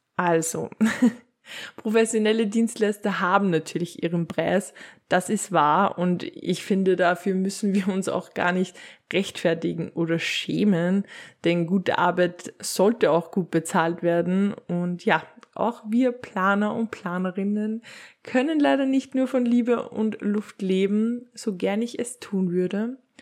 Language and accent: German; Upper Austria, Austria; bei uns in Oberösterreich